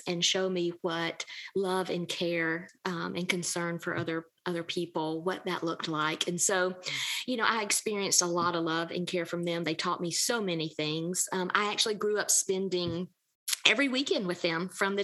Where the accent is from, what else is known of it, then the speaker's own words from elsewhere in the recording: Georgia, United States; accent: Southern; I grew up in the Deep South. I'm Georgia girl, born and bred. You can probably tell that by the way I talk